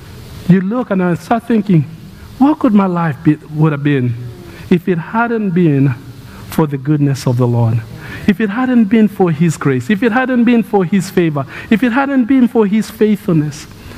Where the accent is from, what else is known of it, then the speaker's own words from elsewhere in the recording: Kenya; moved away as an adult; now in United States; I grew up in Kenya. But I've lived about half my life in Kenya and half my life in the United States. My childhood was in Kenya